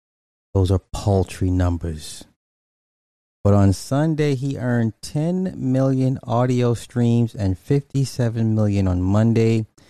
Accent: California, United States; me and my brother was literally just having this conversation yesterday, and I'm from the Bay.

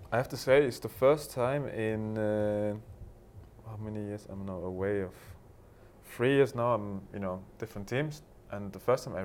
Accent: Berlin, Germany; English is a second language; the same club that I grew up in Berlin

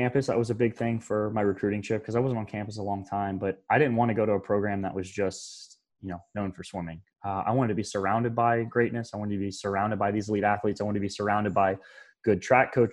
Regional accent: Florida, United States; growing up in Florida, I've been a Gator fan

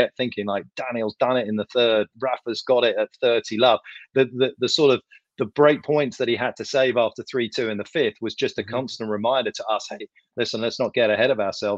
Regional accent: United Kingdom; I'm from Britain

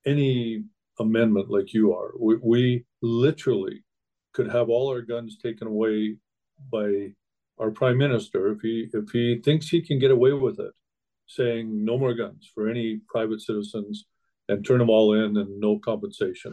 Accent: Saskatchewan, Canada; When I grew up in Saskatchewan, Canada

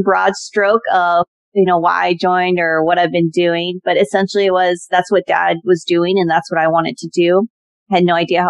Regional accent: Puyallup, Washington, United States; now in Washington DC-Baltimore Area, United States; So I grew up in Puyallup, Washington. For those that have ever been stationed at Joint Base Lewis-McChord, and then if you're kind of older generation, you would know it as Fort Lewis. It's actually just outside of that area in the suburbs, if you want to say.

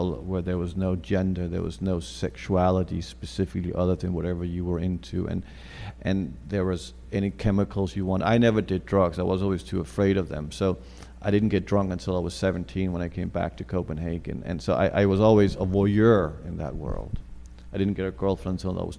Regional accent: New York, United States; I grew up in New York in the 80s

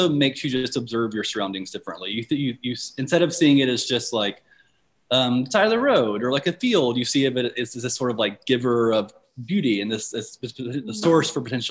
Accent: Alabama, United States; I'm from Alabama. I live in Alabama right now in Greensboro, Alabama, and I'm also from a separate city in Alabama.

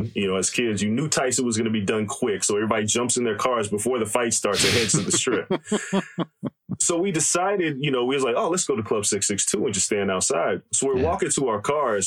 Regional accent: Las Vegas, Nevada, United States; also born or lived in New York; I was born in New York, but I moved to Vegas when I was about 8 or 9

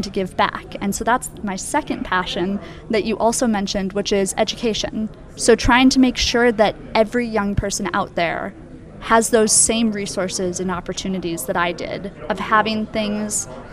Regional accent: Twin Cities, Minnesota, United States; I grew up in the Twin Cities in Minnesota

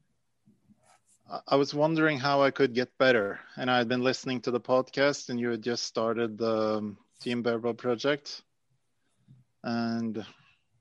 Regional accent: Norway; I'm from Norway

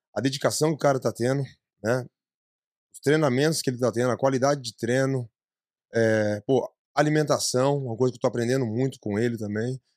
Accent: ABC, São Paulo, Brazil; moved away as an adult; now in United States; eu sou do ABC

